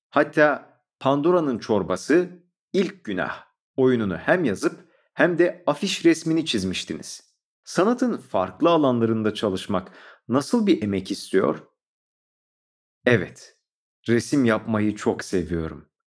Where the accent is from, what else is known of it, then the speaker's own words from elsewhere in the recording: Istanbul, Turkey; born there; 1981 İstanbul doğumluyum. Kendimi bildim bileli sanata hep ilgi duydum.